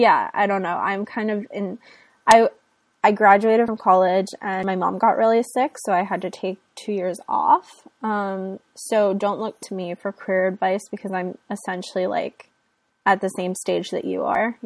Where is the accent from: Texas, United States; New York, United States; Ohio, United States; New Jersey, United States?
Ohio, United States; I am not from Los Angeles. I sound like I am though. I am from Ohio.